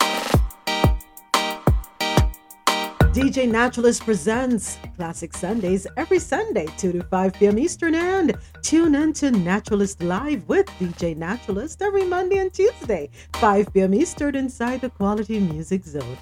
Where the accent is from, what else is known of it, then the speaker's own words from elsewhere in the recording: Jamaica; Growing up in Jamaica